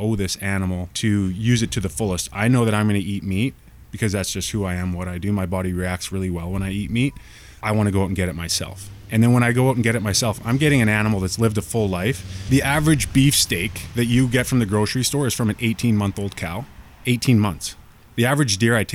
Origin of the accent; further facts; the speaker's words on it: Squamish, British Columbia, Canada; moved away as an adult; also born or lived in Ontario / Toronto; I grew up in Squamish hunting